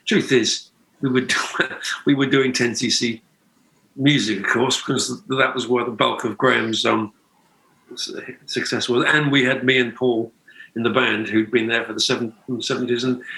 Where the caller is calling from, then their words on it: Byron Bay, New South Wales, Australia; Well, Byron Bay, more or less.